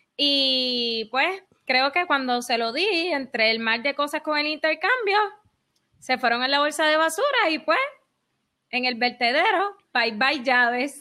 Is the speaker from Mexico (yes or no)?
no; Puerto Rico; aún siendo nosotros todos puertorriqueños